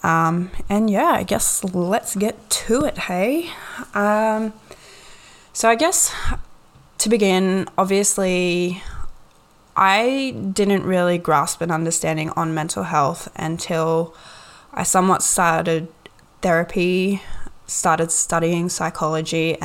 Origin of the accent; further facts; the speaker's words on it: Gold Coast, Queensland, Australia; also born or lived in Ipswich, Queensland; My parents were split and we moved to the Gold Coast